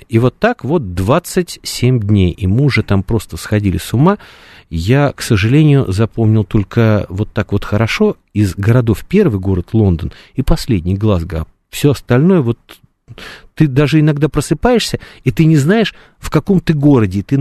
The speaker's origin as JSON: {"language": "Russian", "country": "Russia", "said": "Э, этот парень там говорит, откуда вы? Я говорю, мы из России."}